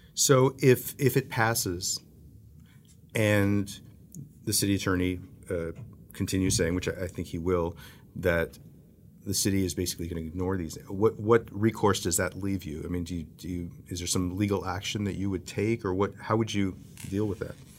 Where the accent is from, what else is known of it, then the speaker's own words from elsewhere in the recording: the Rio Grande Valley, Texas, United States; I grew up in the Valley. I've spent most of my life in Texas